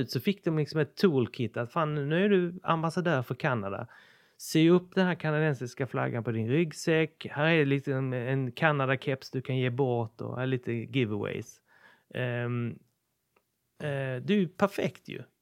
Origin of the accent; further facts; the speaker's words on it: Lund, Skåne, Sweden; Eller bara säga att ja men tjena vad roligt att se dig, jag är från Lund. Kom gärna och hälsa på.